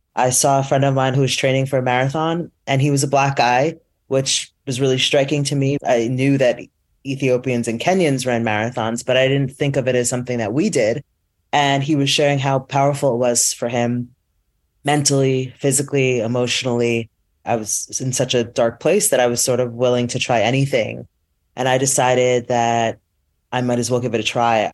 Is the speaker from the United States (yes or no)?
yes; Teaneck, New Jersey, United States; also born or lived in New York; I grew up, I was born in New York, but I grew up in the suburbs in Teaneck, New Jersey